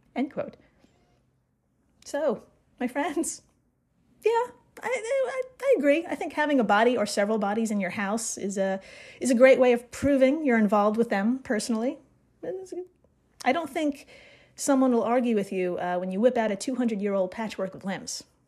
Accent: Brooklyn, New York, United States; I'm from Brooklyn

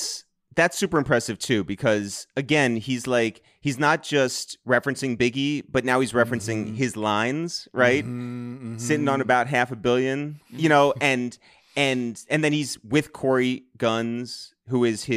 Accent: Purchase, New York, United States; We grew up in Purchase, New York, which is about a half an hour north of New York City.

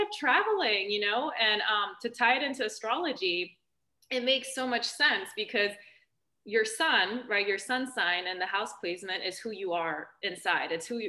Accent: St. Louis, Missouri, United States; English is a second language; moved away as an adult; also born or lived in Germany / Canada / Vancouver / France; And I moved there when I was about 8 years old. I didn't speak a word of English.

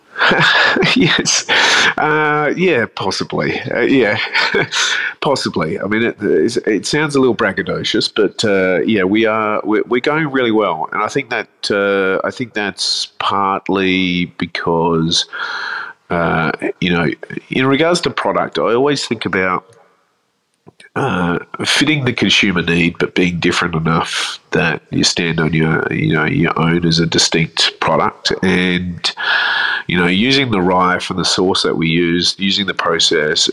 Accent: Adelaide, South Australia, Australia; now in Melbourne, Australia; I grew up in Adelaide

